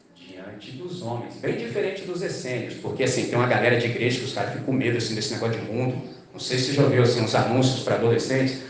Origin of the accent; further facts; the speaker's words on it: Brazil; nós que somos brasileiros